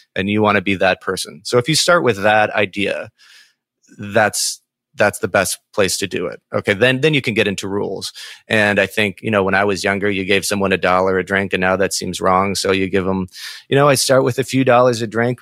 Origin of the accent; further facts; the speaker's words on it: Saint Paul, Minnesota, United States; I'm from Saint Paul as well